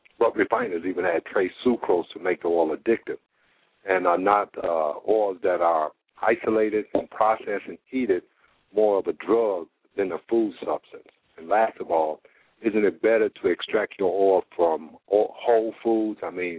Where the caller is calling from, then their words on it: Indianapolis, Indiana, United States; I'm calling from Indianapolis, Indiana.